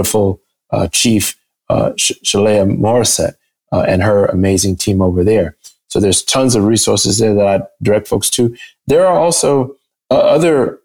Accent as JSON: {"language": "English", "region": "Michigan", "country": "United States", "said": "in my home state in Michigan"}